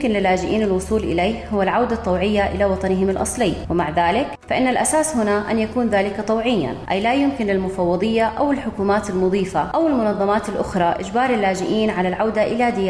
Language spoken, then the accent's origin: Arabic; Syria; moved away as an adult; now in Jordan; لما طلعت من سوريا يعني وأنا بطريقة على الأردن كنت عارفة أني راح أكون بأمان أنا وولادي وجوزي